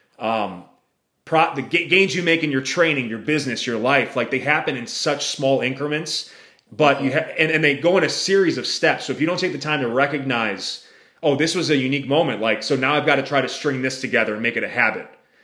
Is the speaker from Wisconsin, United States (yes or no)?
yes; Wisconsin, United States; I'm from the Midwest, from Wisconsin